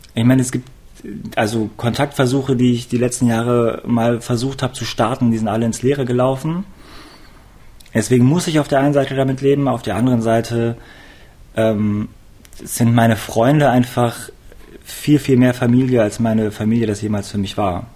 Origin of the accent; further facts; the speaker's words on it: Hanover, Lower Saxony, Germany; now in Cologne, Germany; ich bin in Hannover aufgewachsen.